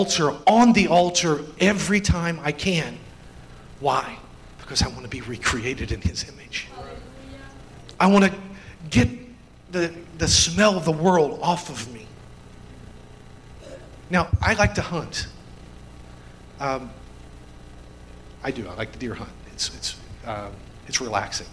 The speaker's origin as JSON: {"language": "English", "region": "Indiana", "country": "United States", "tie": "born or raised there", "also_born_or_lived": "Kentucky", "accent": "redneck", "said": "I'm an Indiana farm boy. I was born in Kentucky"}